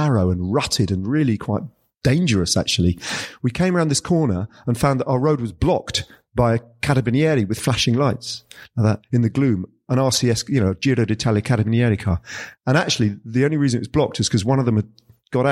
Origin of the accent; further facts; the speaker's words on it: London, United Kingdom; I come from Lewisham.